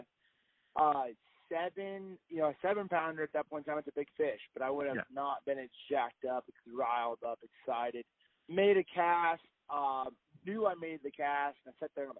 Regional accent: Indianapolis, Indiana, United States; moved away as an adult; now in Tennessee, United States; I grew up in Indianapolis, Indiana, and then I moved down to Tennessee, my wife

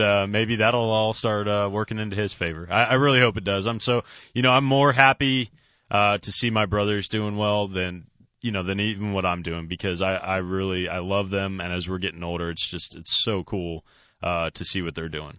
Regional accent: California, United States; I'm growing up in California

